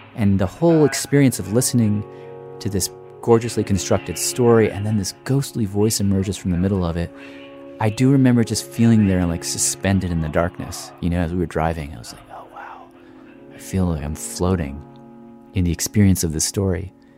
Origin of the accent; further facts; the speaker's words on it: Tennessee, United States; also born or lived in Syracuse, New York / Lebanon; I grew up in Tennessee. Uh, we moved there when I was five, I think